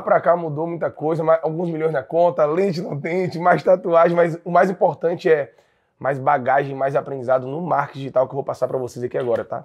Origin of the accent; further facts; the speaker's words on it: Jequié, Bahia, Brazil; eu sou natural de uma cidade interior da Bahia, é, chamada Jequié